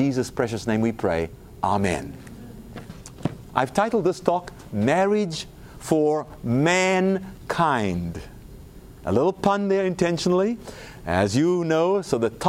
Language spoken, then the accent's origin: English; South Africa; moved away; South Africa, my home country.